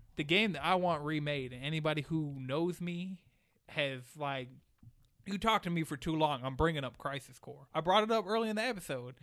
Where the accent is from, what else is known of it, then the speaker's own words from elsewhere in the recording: Atlanta, Georgia, United States; also born or lived in New York; I've lived in Atlanta for twenty-two years